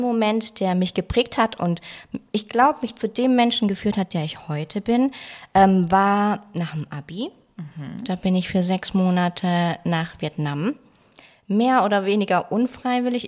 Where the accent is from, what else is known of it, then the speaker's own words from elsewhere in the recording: Baden-Württemberg, Germany; moved away; also born or lived in Frankfurt; ich komme zwar aus Baden-Württemberg, aber ich sehe das jetzt nicht als meine Heimat